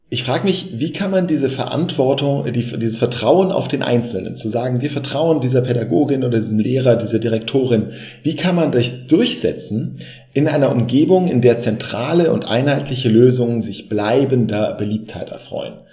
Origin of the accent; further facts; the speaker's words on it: Düsseldorf, North Rhine-Westphalia, Germany; born there; Als gebürtiger Düsseldorfer kenne ich die Institution natürlich.